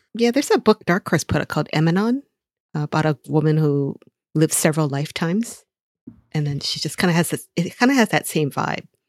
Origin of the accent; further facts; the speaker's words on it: Hawaii, United States; moved away; growing up in Hawaii